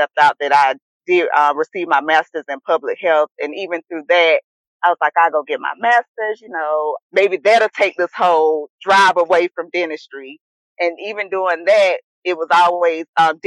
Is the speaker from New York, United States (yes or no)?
no; South Carolina, United States; moved away as an adult; now in Atlanta, United States; I'm from South Carolina. Have three brothers, only girl